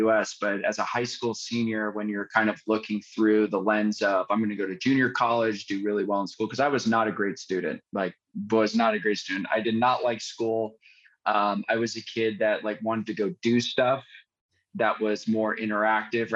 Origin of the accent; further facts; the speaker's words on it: San Francisco Bay Area, California, United States; I grew up in the San Francisco Bay Area